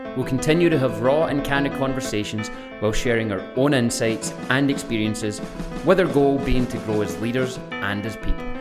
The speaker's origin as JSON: {"language": "English", "region": "Scotland", "country": "United Kingdom"}